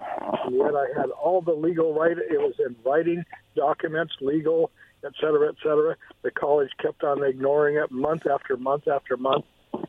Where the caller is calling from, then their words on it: Kennewick, Washington, United States; in Kennewick in the car.